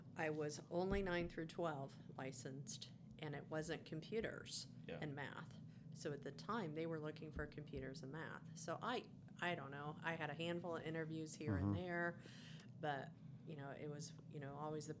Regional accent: Fort Wayne, Indiana, United States; I grew up in Fort Wayne.

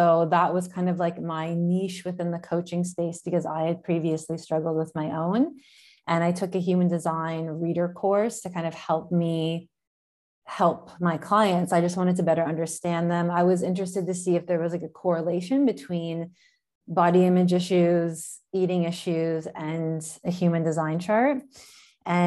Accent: near Toronto, Ontario, Canada; moved away as an adult; now in Florence, Italy; I am Canadian from near Toronto

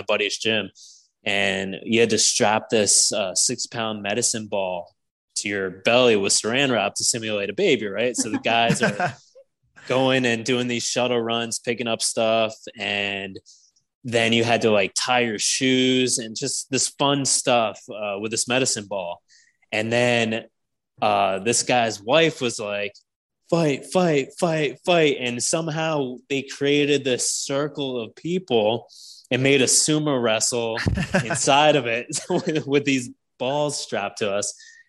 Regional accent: West Virginia, United States; Oh, I'm from West Virginia too.

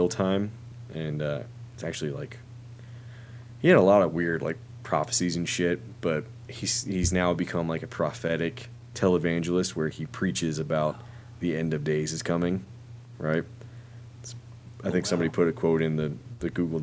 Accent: Charlotte, North Carolina, United States; I grew up in Charlotte, North Carolina

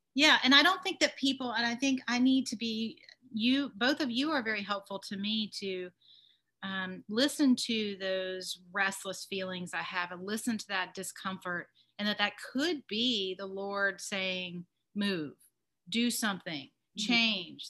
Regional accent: Atlanta, Georgia, United States; moved away as an adult; also born or lived in Wyoming; I grew up in Atlanta

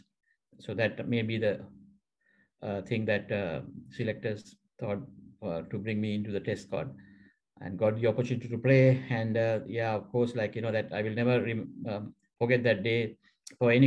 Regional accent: Central Province, Sri Lanka; also born or lived in Colombo; I'm from Central District and Central Province

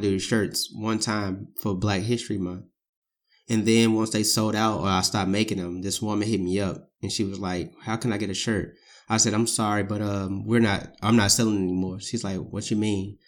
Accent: St. Louis, Missouri, United States; born and raised in Saint Louis

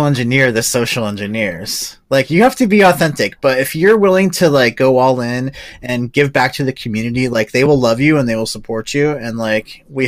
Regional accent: Southern California, United States; now in Northern California, United States; I grew up in SoCal.

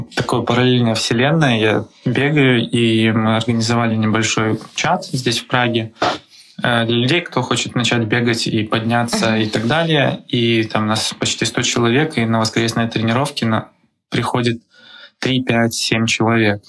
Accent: Belarus; now in Prague, Czechia; Я сам из Беларуси

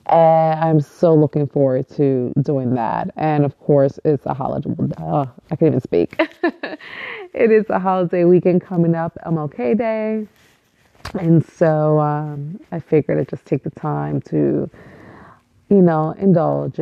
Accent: New York City, New York, United States; I was born and raised in East New York, Brooklyn, which is probably one of the hardest neighborhoods in New York and still really is

